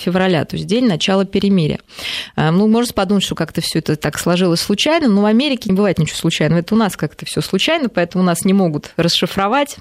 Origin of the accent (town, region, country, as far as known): Russia